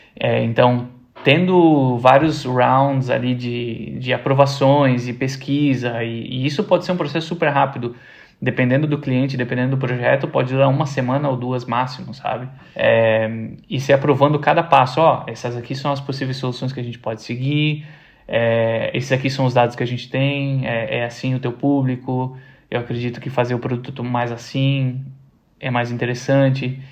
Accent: Brazil; como nós, brasileiros

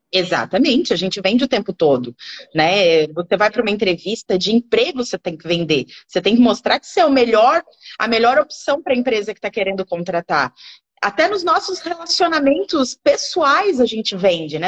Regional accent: Gaspar, Santa Catarina, Brazil; eu sou de Gaspar, Gaspar, né? Tem que puxar o X para falar.

